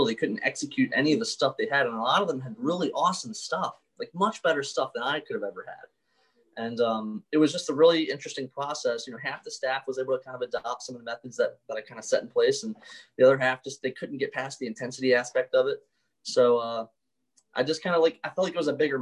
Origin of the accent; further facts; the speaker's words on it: Baltimore, Maryland, United States; I grew up in Baltimore